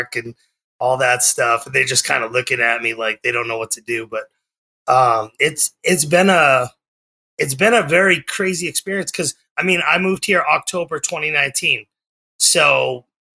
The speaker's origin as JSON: {"language": "English", "town": "Methuen", "region": "Massachusetts", "country": "United States", "tie": "born or raised there", "moved": "as an adult", "lives_now": "Oklahoma, United States", "said": "I was born in Methuen, Massachusetts, about 20 minutes north of Boston, and I lived on the New Hampshire-Massachusetts border my entire life"}